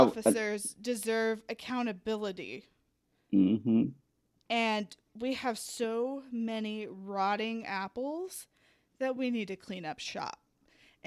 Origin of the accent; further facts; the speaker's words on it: the South, United States; I grew up in the South